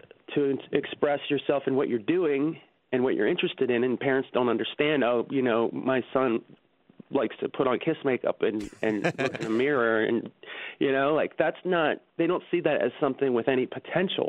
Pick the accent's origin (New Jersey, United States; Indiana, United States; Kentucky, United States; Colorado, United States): New Jersey, United States; Marlton; I grew up in Marlton, New Jersey.